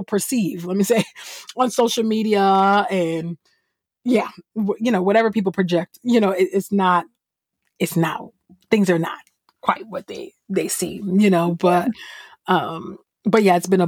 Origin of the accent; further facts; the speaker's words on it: California, United States; I'm originally from California. I was definitely a church kid